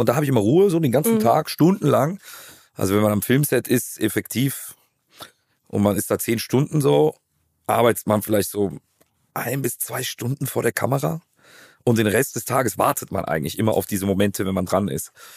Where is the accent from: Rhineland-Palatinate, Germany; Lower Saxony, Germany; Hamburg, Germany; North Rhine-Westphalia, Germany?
North Rhine-Westphalia, Germany; Cologne; Ich bin eine Kölsche Jung, geboren in der Südstadt, im Klösterchen